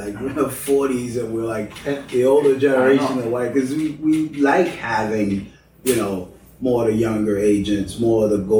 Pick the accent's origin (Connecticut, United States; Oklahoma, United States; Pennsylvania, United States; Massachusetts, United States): Massachusetts, United States; Cambridge; The Boston bomber lived on the same street, literally on the same block that I grew up in Cambridge.